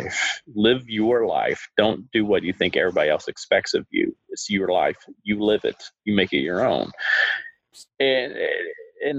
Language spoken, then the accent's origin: English; Huntsville, Alabama, United States; my hometown of Huntsville, Alabama